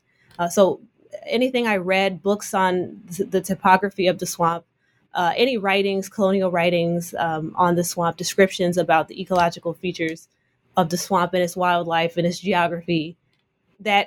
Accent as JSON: {"language": "English", "town": "Oakland", "region": "California", "country": "United States", "said": "I'm from Oakland, California."}